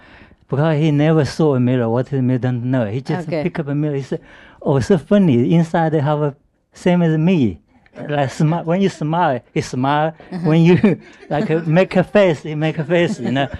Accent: China; English is a second language; moved away; In China, you know, like in my hometown at least, a lot of people live in the roots area, like a mountain, near the mountain.

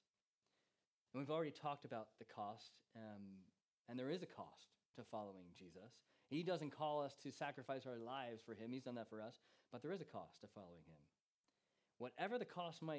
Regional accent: United States; now in England; as an American

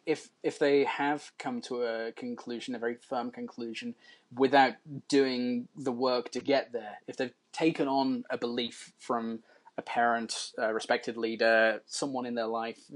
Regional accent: Birmingham, West Midlands, United Kingdom; I grew up in Moseley in Birmingham

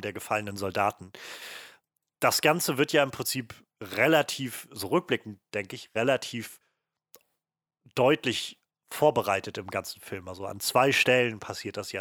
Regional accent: Germany; uns als Deutsche

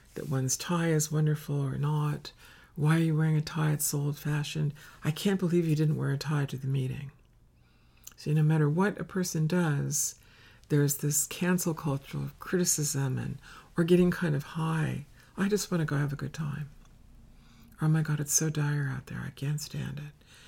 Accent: Finger Lakes, Western New York State, United States; In the Finger Lakes where I grew up in Western New York State

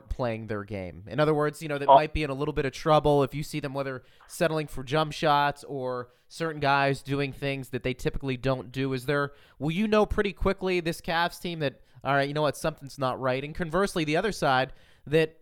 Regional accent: Pittsburgh, Pennsylvania, United States; now in Las Vegas, United States; Growing up in Pittsburgh, we both called high school games together

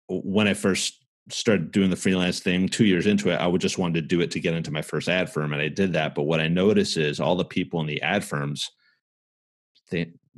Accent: New Jersey, United States; also born or lived in New York; I'm from New Jersey and I was born in New York, raised in Jersey

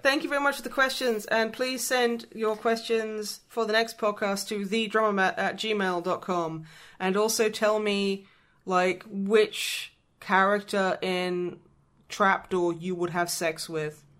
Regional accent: United Kingdom; I was educated about Europe's geography in the UK

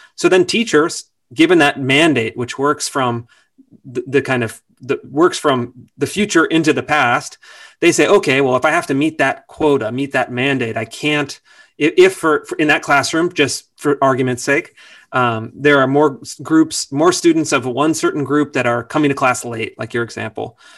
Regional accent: Sacramento, California, United States; I grew up in Sacramento. Sacramento, California

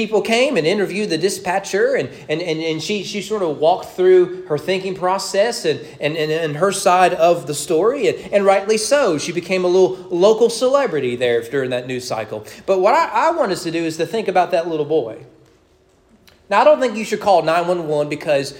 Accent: Owen County, Kentucky, United States; we grew up in Owen County

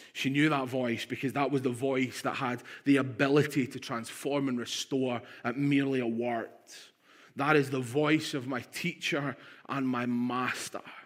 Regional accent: Stirling, Scotland, United Kingdom; also born or lived in London; in Stirling at the age of three. I was born in London, and believe it or not, I had a Cockney accent

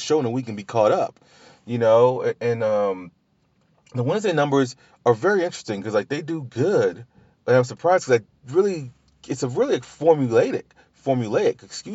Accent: Louisiana, United States; I'm from Louisiana

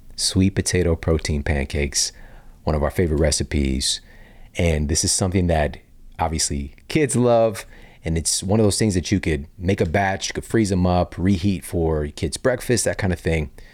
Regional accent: St. Louis, Missouri, United States; also born or lived in Ferguson, Missouri; growing up in Saint Louis

